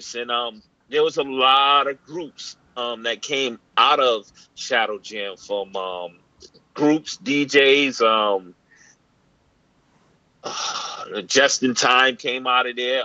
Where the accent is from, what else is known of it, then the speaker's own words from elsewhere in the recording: Boston, Massachusetts, United States; growing up in Roxbury